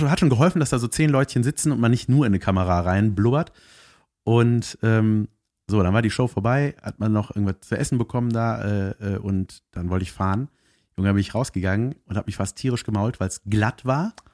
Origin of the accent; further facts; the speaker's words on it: Cologne, North Rhine-Westphalia, Germany; ich, bin, ich bin aus Köln, ich bin mit dem Auto gefahren